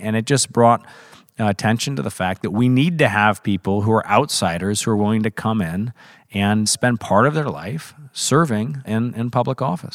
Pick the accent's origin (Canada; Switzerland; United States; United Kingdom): United States; Missouri; I was very fortunate to grow up in Missouri